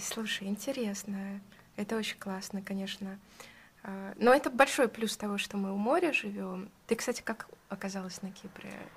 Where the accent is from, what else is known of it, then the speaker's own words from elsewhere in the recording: Saint Petersburg, Russia; now in Cyprus; я сама из Питера